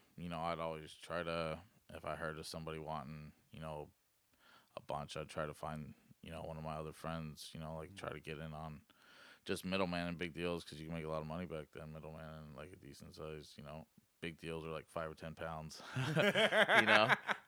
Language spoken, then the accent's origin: English; Elkton, Oregon, United States; also born or lived in Arizona / California; I was born in Arizona, then California, then I lived in Elkton from like first grade to seventh grade.